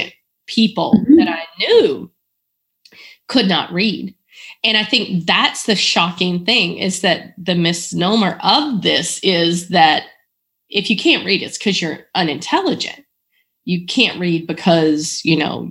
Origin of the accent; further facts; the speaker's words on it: Eastern North Carolina, United States; moved away; I grew up in Eastern North Carolina